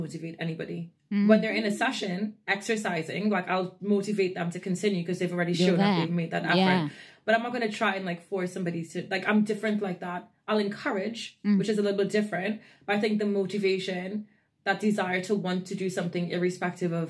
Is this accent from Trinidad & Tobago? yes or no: yes; Trinidad & Tobago; moved away; I'm born and raised in Trinidad and Tobago in the West Indies